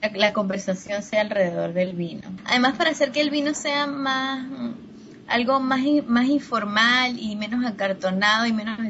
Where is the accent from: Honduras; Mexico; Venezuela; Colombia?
Venezuela; Mérida; moved away as an adult; also born or lived in Caracas, Venezuela; trabajando en restaurantes en Mérida, que es el, el la ciudad donde yo, donde yo nací